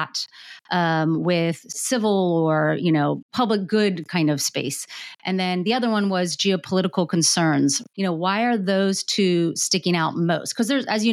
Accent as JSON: {"language": "English", "country": "United States", "said": "I guess I can ask this as an American"}